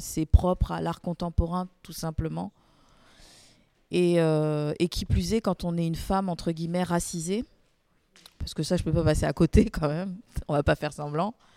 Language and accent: French; Guadeloupe, France; also born or lived in Paris; now in Marseille, France; Je suis originaire de la Guadeloupe